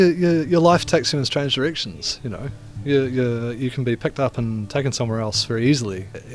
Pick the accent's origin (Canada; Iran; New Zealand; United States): New Zealand; South Island; born or raised there; now in Wellington, New Zealand